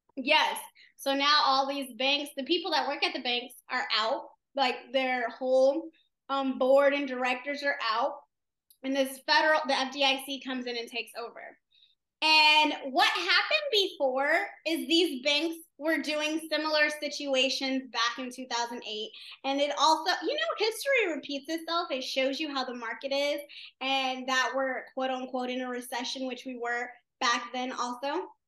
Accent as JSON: {"language": "English", "town": "Las Vegas", "region": "Nevada", "country": "United States", "said": "I'm from Vegas."}